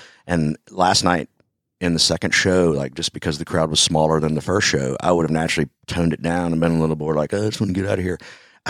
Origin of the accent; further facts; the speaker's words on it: North Carolina, United States; moved away; So I lived there for 2 years and then moved. Now I'm back in North Carolina. I'm originally from North Carolina